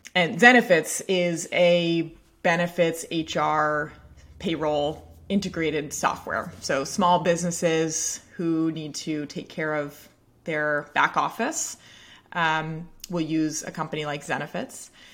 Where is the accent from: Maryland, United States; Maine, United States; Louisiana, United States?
Maine, United States; Portland; I grew up in Portland, Maine, uh, town just north of Portland, Maine. and, uh, had spent my whole life, uh, basically on the same street.